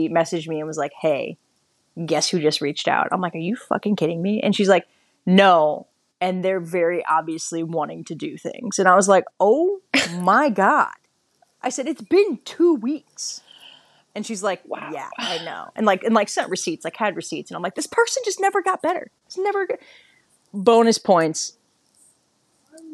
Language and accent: English; Midwest, United States; I'm from the Midwest